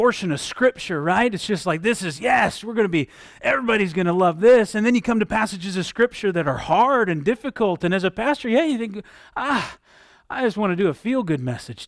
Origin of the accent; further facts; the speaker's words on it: Southwest Michigan, United States; Growing up in Southwest Michigan, there was a lot of orchards and vineyards around our area